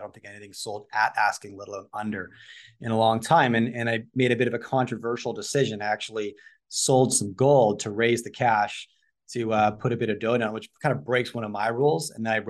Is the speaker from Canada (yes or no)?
yes; Vancouver, British Columbia, Canada; I grew up in Vancouver